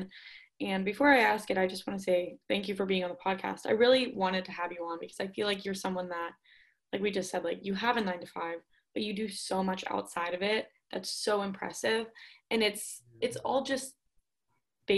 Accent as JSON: {"language": "English", "town": "Pittsburgh", "region": "Pennsylvania", "country": "United States", "moved": "yes", "lives_now": "Auburn, United States", "said": "I'm from Pittsburgh"}